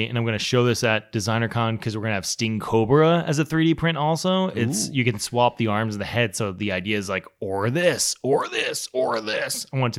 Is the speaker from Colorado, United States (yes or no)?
yes; Colorado, United States; And we're like, oh, we're both from Colorado.